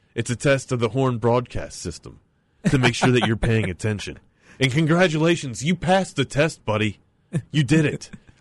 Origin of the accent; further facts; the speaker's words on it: Maryland, United States; I'm from Maryland, too